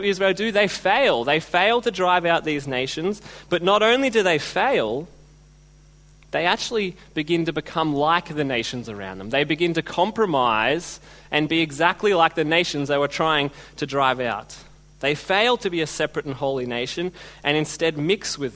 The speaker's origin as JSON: {"language": "English", "country": "Australia", "said": "being Australian"}